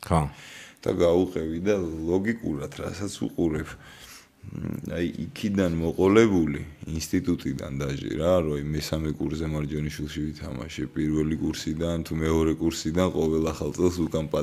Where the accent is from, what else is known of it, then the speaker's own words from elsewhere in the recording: Tbilisi, Georgia; ვაკეში დავიბადე